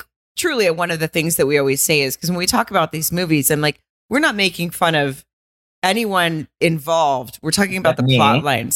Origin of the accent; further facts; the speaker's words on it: the South, United States; I'm from the South.